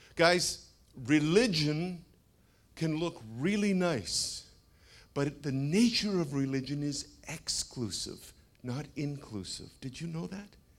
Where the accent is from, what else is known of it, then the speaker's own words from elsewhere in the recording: Canada; now in United States; I'm a Canadian.